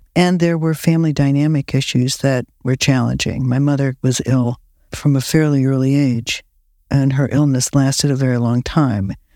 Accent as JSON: {"language": "English", "town": "Akron", "region": "Ohio", "country": "United States", "tie": "born or raised there", "moved": "yes", "lives_now": "California, United States", "said": "I was born in Akron, Ohio, rubber capital of the world"}